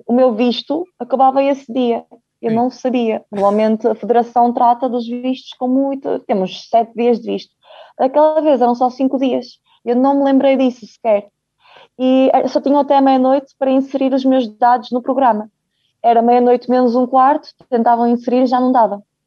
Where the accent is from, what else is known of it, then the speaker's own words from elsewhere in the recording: Braga, Portugal; also born or lived in Ukraine; vim um, para Portugal com 3 anos, como foi muito bem dito. Ah, já tinha aqui meu pai e a minha mãe